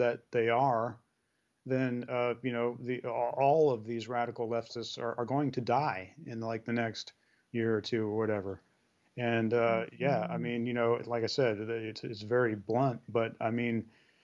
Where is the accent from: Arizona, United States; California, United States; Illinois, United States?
California, United States; San Francisco; I grew up with in Brisbane and San Francisco